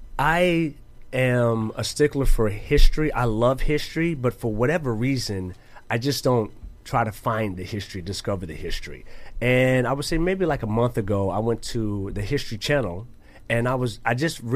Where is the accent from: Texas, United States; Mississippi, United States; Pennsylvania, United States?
Mississippi, United States; I'm from Mississippi.